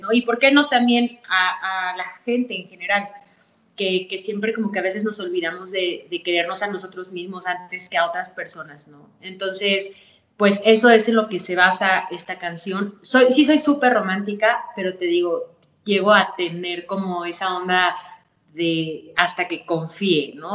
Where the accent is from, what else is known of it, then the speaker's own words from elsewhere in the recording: Pachuca, Hidalgo, Mexico; aquí en mi ciudad, soy de Pachuca Hidalgo